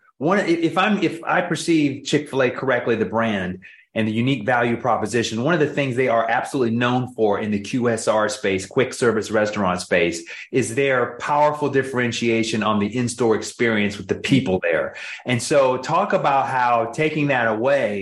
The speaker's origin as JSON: {"language": "English", "town": "Atlanta", "region": "Georgia", "country": "United States", "tie": "born or raised there", "said": "I grew up in Atlanta, the original spot with the very first Dwarf House"}